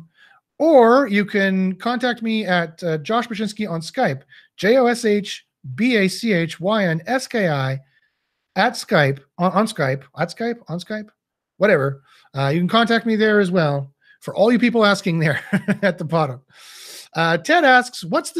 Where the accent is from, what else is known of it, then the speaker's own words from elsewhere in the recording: Canada; I'm Canadian